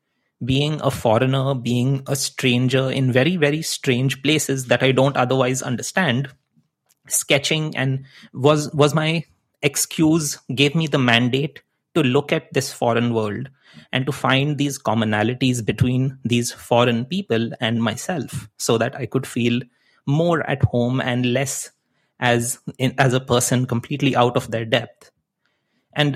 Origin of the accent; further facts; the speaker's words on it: India; English is a second language; moved away as an adult; also born or lived in Netherlands / Chicago / Wisconsin; now in Vancouver, Canada; so I came from India, I went to study in the Netherlands, and then I jumped ship and I came to Chicago. I lived in Wisconsin, and now I'm in Vancouver, Canada.